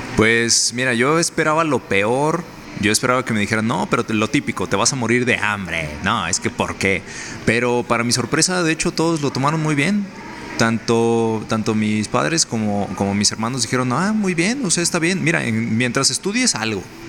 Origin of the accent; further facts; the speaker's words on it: Mexico; mi hermoso país, México